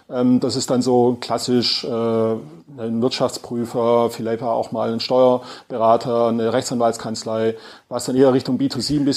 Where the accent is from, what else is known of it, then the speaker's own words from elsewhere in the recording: Swabia, Germany; accent: Swabian; Und wie man, glaube ich, hört, ähm, bin Schwabe, versuche Hochdeutsch zu sprechen